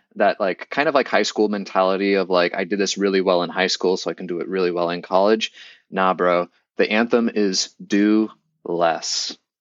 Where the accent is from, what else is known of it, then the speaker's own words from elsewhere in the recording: Boston, Massachusetts, United States; moved away as an adult; I grew up in Boston